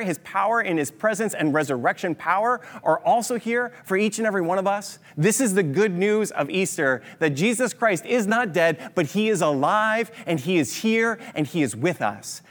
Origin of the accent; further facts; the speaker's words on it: Kitchener-Waterloo, Ontario, Canada; we're from Kitchener-Waterloo